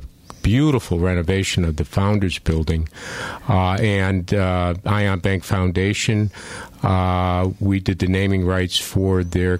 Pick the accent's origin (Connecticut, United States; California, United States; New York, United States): Connecticut, United States; Waterbury; I've been born and raised in Waterbury. I grew up on Buckingham Street, went to St. Margaret's Grammar School, Holy Cross High School, and the former Mattituck Community College, which is now called Naugatuck Valley Community College.